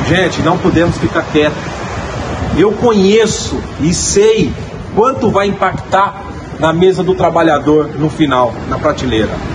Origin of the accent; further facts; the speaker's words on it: Brazil; sou brasileiro e caminhoneiro